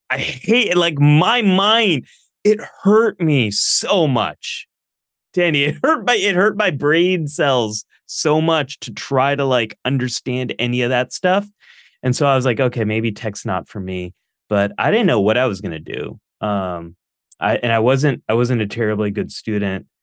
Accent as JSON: {"language": "English", "region": "Northern California", "country": "United States", "tie": "born or raised there", "said": "I grew up here where I live now, which is Northern California. I was born and raised in the early eighties."}